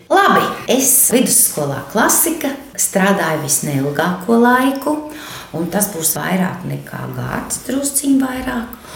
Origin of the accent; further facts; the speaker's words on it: Līgatne, Vidzeme, Latvia; Es esmu lauķe, un es esmu no Līgatnes. Un, jā, tā tur ir manas mājas